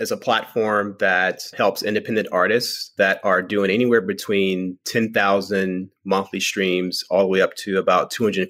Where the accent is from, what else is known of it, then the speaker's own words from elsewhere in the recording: Virginia, United States; also born or lived in Richmond, Virginia / North Carolina; now in Los Angeles, United States; I'm actually from the East Coast. Well, I was born in Richmond, Virginia, grew up between Virginia and North Carolina.